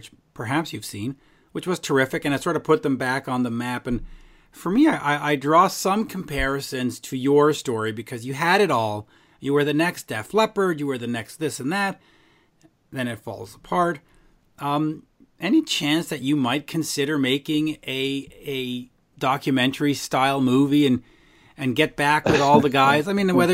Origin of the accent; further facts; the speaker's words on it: Canada; as a Canadian who's basically a de facto American